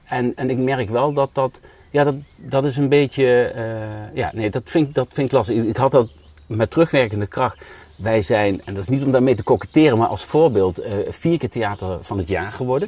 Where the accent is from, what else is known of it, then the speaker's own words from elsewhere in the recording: Spijk, Gelderland, Netherlands; moved away; Maar dat is Spijk. dat ligt nog een dorp ervoor. Ja. Maar daar ben ik eh, opgegroeid